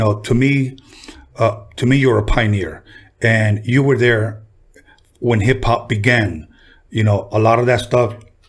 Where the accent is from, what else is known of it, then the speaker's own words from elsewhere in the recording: Los Angeles, California, United States; Mexican kid, growing up in Wilmington